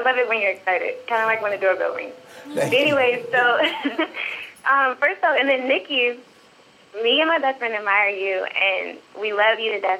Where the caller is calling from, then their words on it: Hampton, Virginia, United States; calling from Hampton, Virginia.